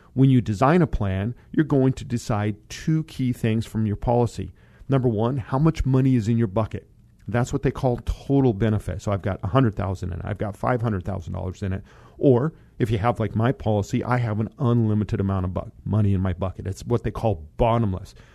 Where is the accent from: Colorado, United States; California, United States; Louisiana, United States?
Colorado, United States; moved away; Colorado. As you guys know, that is my home state